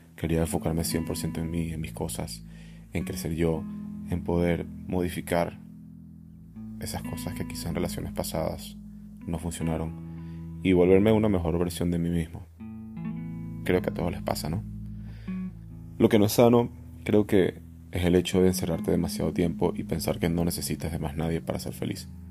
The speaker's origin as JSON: {"language": "Spanish", "country": "Venezuela", "moved": "as an adult", "lives_now": "Barcelona, Spain", "said": "yo me fui de Venezuela hace cinco años"}